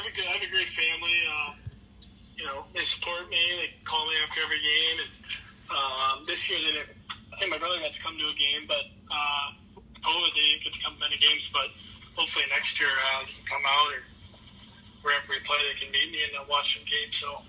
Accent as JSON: {"language": "English", "town": "St. Louis", "region": "Missouri", "country": "United States", "tie": "born or raised there", "said": "Obviously growing up, the Blues, I don't want to say they were a bad team"}